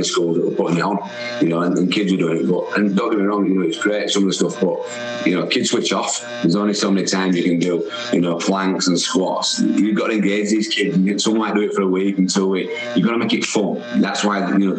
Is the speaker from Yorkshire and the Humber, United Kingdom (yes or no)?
yes; Wakefield, Yorkshire and the Humber, United Kingdom; I was born in Wakefield